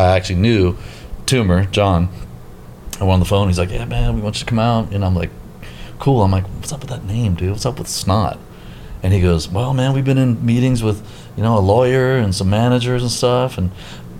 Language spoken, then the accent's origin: English; Virginia, United States; moved away as an adult; I was in Virginia. So I grew up in Virginia.